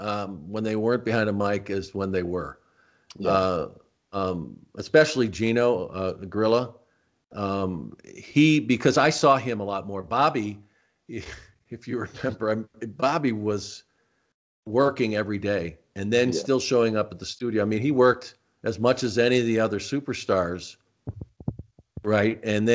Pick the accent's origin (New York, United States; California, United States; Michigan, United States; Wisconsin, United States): New York, United States; Rochester; born there; You know, I was born in Rochester, New York.